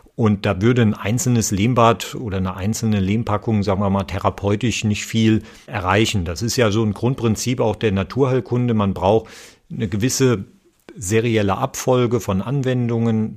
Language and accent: German; Nahe valley, Rhineland-Palatinate, Germany; ich bin ja hier auch auf dem Gelände aufgewachsen